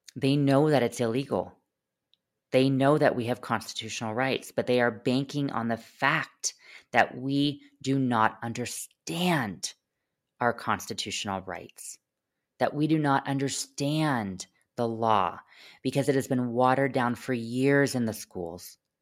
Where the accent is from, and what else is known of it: United States